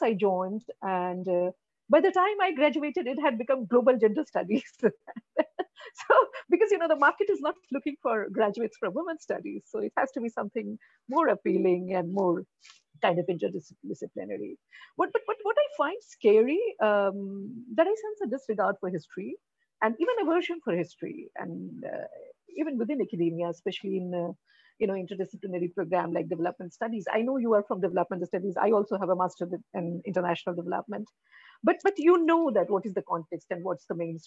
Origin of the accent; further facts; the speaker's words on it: Bihar, India; I work in Bihar, I'm from Bihar